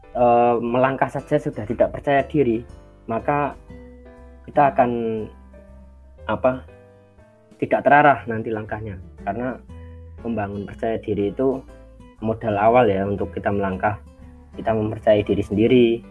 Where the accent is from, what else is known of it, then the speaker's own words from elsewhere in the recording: Yogyakarta, Special Region of Yogyakarta, Indonesia; asal dari Yogyakarta